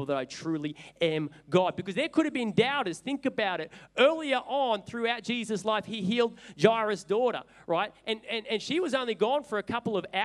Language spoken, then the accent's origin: English; Sydney, New South Wales, Australia; also born or lived in Newcastle; I was originally from Sydney and my dad was a pastor